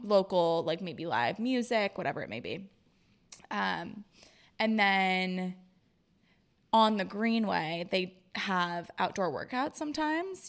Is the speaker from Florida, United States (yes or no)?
yes; Florida, United States; also born or lived in Rhode Island; now in Boston, United States; I grew up in Florida